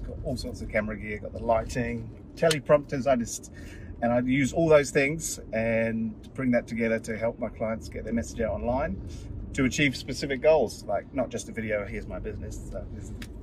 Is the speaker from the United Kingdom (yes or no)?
yes; United Kingdom; moved away as an adult; now in New Zealand; I just grew up in the UK and I moved to New Zealand, 2003.